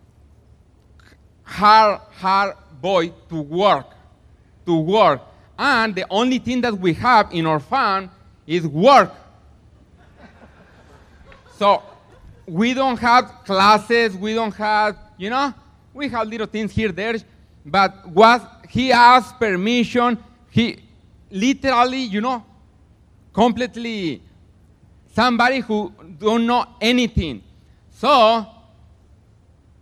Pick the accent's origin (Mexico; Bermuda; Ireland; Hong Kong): Mexico; now in Platina, United States; I am from Mexico, but I live in Platina